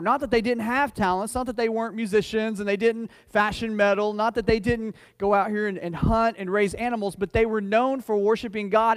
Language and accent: English; United States; I'm as American as anybody else